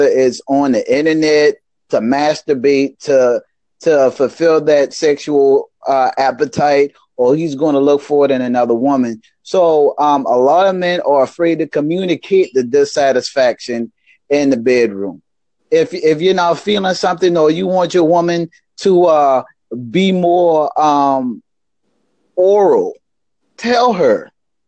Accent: Charleston, South Carolina, United States; I'm from Charleston, South Carolina, in the United States

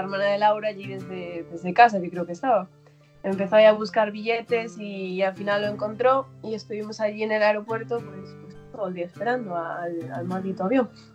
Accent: Galicia, Spain; moved away as an adult; now in Pittsburgh, United States; yo soy de Galicia

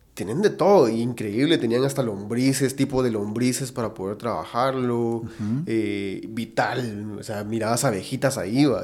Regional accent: Guatemala; somos un país que produce mucha carne

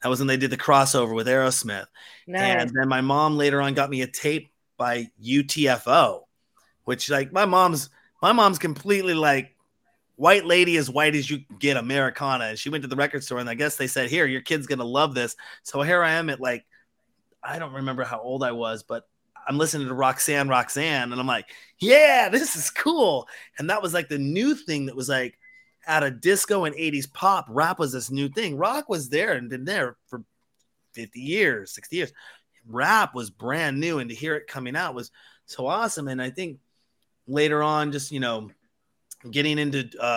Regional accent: Seattle, Washington, United States; I'm from Seattle

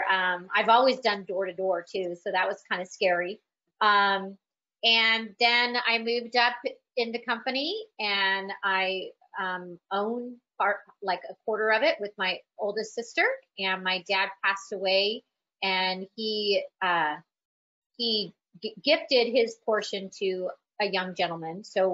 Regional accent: Des Moines, Iowa, United States; born there; also born or lived in California; And I was born in Des Moines, Iowa. So back there, we moved out to California

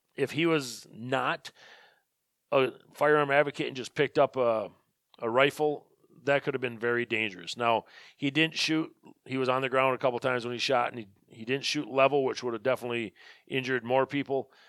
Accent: Birchwood, Wisconsin, United States; I'm from Birchwood.

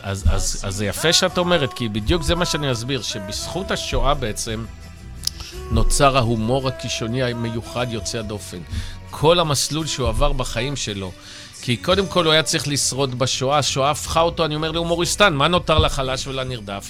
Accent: Ramat Gan, Tel Aviv District, Israel; born or raised there; also born or lived in Germany

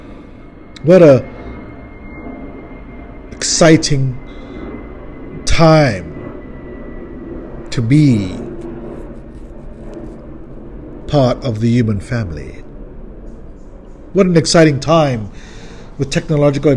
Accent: South Africa; now in California, United States; a South African Californian

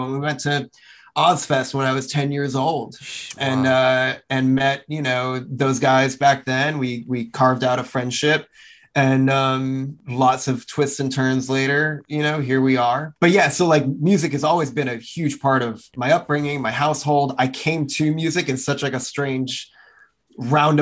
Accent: New Jersey, United States; where I grew up in New Jersey

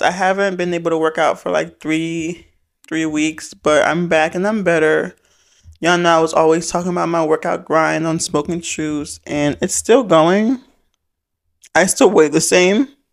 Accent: Fulton County, Georgia, United States; I'm from Fulton County

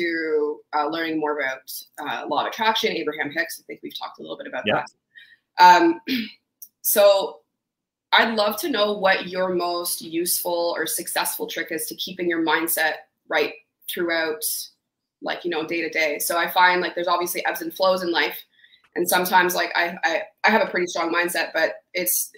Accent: Ottawa, Ontario, Canada; I'm from Ottawa

